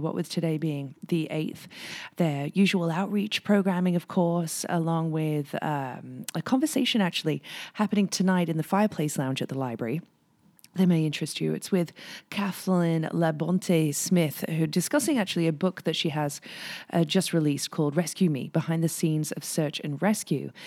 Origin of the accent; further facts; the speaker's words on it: England, United Kingdom; now in Whistler, Canada; when I was growing up in England